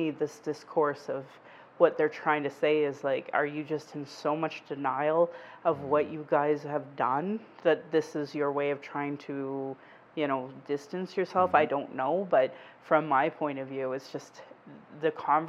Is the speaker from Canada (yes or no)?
yes; Alberta, Canada; growing up in Alberta in the 80s